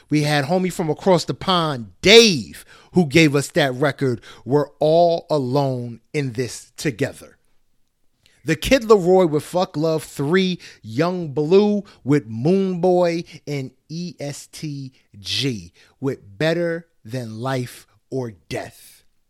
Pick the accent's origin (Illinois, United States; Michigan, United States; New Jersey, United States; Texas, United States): New Jersey, United States; we are from Jersey